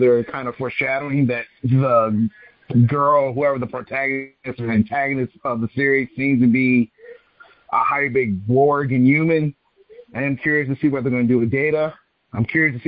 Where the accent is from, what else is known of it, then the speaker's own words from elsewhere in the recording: Ohio, United States; I'm from Ohio